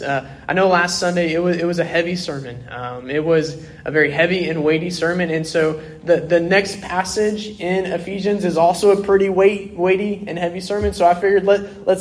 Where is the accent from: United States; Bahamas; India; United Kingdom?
United States; Oklahoma City, Oklahoma; I grew up in South Oklahoma City